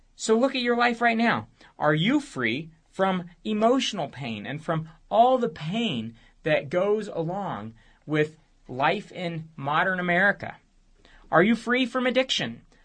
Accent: United States

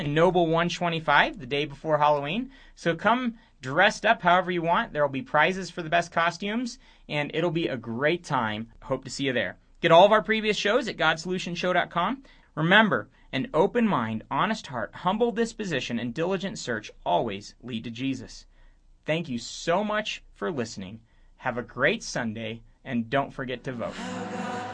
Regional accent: Romania; moved away; I grew up in Romania, which spent a few decades in communism

